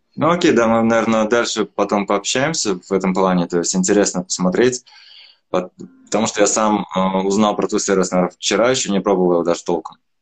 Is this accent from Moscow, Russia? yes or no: no; Troitamak, Bashkortostan, Russia; я сам из Тройтамака, из Башкирии